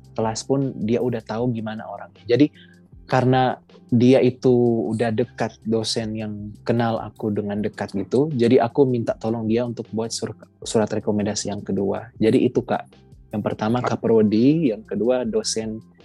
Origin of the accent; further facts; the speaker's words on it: Manado, North Sulawesi, Indonesia; asal aku dari Manado, Sulawesi Utara